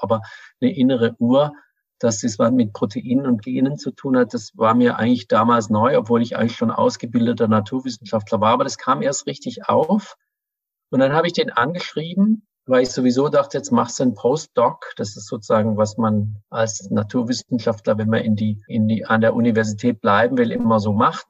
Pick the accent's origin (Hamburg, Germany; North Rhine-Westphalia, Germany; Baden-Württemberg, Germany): Baden-Württemberg, Germany; Ravensburg; moved away as an adult; now in Berlin, Germany; Ich komme aus Süddeutschland und wollte da weg aus der relativ kleinen, aber schönen Stadt Ravensburg